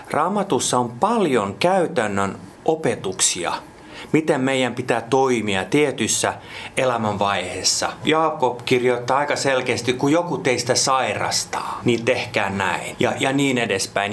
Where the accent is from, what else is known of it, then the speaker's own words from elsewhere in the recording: Jakobstad, Ostrobothnia, Finland; first language Swedish; Finnish is a second language; moved away as an adult; also born or lived in Vaasa / Espoo; now in Helsinki, Finland; syntynyt Pietarsaaressa – ja siitäkin voi ymmärtää, että olen täysin ruotsinkielinen